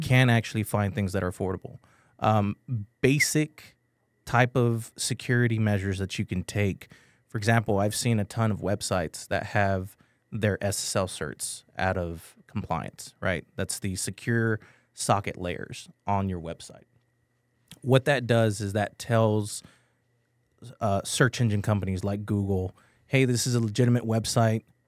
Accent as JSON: {"language": "English", "town": "San Antonio", "region": "Texas", "country": "United States", "tie": "born or raised there", "said": "I'm from San Antonio, I'm born and raised from here."}